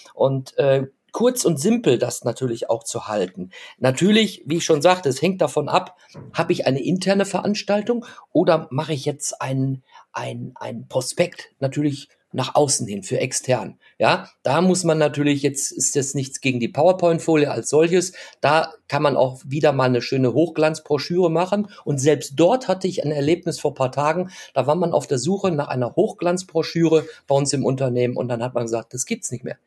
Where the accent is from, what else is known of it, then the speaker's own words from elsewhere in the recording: Germany; ich bezeichne uns ja jetzt als Deutsche